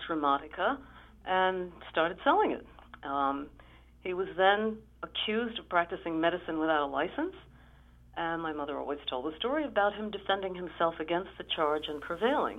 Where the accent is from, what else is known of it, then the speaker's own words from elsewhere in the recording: New York City, New York, United States; I was born in Brooklyn.